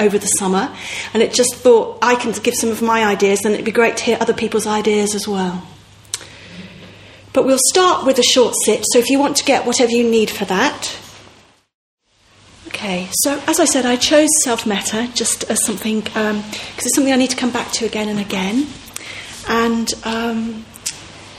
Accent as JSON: {"language": "English", "town": "Manchester", "region": "North West England", "country": "United Kingdom", "tie": "born or raised there", "moved": "as an adult", "said": "Manchester's my hometown in some ways. I lived in Manchester from when I was about 7 to when I was about 23 or something."}